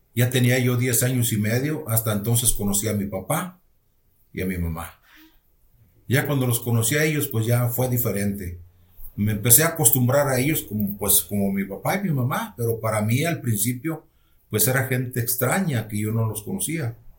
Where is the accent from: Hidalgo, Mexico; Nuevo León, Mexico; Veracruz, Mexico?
Nuevo León, Mexico; Galeana; also born or lived in Monterrey; somos de un rancho, de, pertenece a Galeana, Nuevo León. Es uno de los ejidos que pertenece a Galeana, Nuevo León. Eh, prácticamente yo estuve allá hasta los 13 años. Y en los 13 años nos venimos para acá, para Monterrey